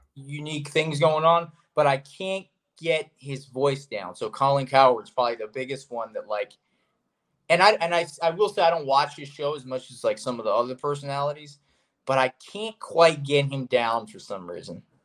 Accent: South Florida, United States; growing up in South Florida, which is where I am now and where I'm from

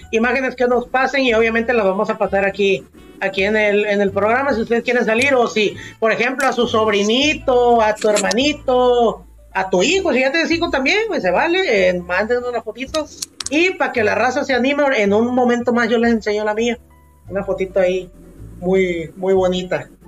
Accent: Mexico; es parte de esta identidad como mexicana y todo ese, este rollo.

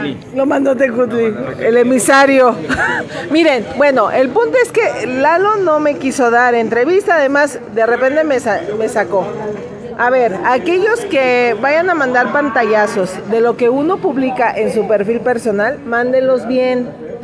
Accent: Lagos de Moreno, Jalisco, Mexico; en este pueblo no hay artistas y nos cacareamos de que somos la Tena de Jalisco

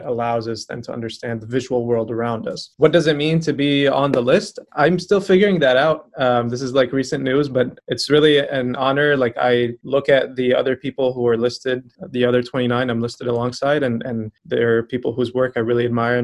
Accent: Aleppo, Aleppo Governorate, Syria; moved away as an adult; also born or lived in Kansas City, Missouri; now in Roanoke, United States; I'm from Aleppo, Syria. And I came to the US about a decade ago

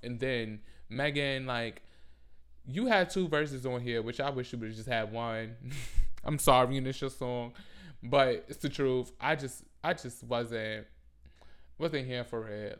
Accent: New York City, New York, United States; I'm from the Bronx.

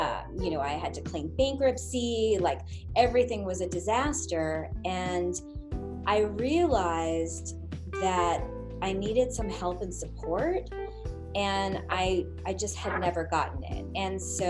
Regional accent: Long Island, New York, United States; I grew up in a area in Long Island where most of the people there were not hippies.

